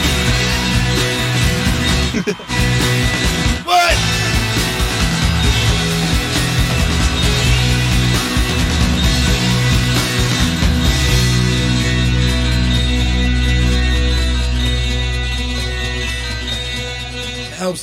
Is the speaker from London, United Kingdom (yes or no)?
no; Wales, United Kingdom; moved away as an adult; also born or lived in West Midlands, England / Birmingham, England; now in Texas, United States; I was born in the middle of the UK, you know, the West Midlands bit. And I grew up in Wales.